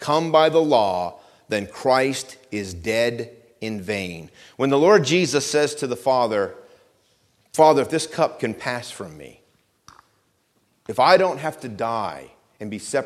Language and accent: English; Vermont, United States; where I grew up in Vermont